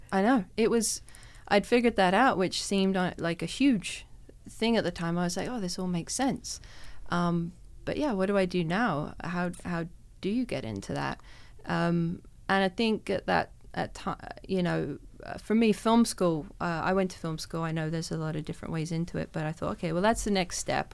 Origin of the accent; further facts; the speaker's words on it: London, United Kingdom; now in Canada; growing up in London